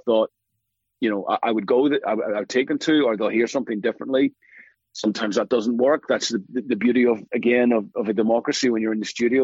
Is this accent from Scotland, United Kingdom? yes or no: no; Belfast, Northern Ireland, United Kingdom; life was like for me growing up in Belfast in the 70s and 80s